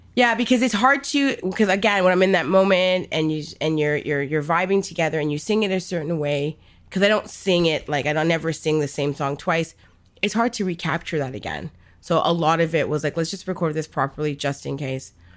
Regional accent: Bangladesh; I'm from Bangladesh

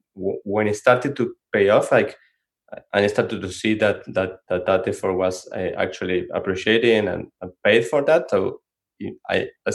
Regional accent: Argentina; English is a second language; moved away as an adult; also born or lived in San Francisco, United States; now in Santa Cruz, United States; we are from Argentina. When we moved from Argentina to the Bay Area for work

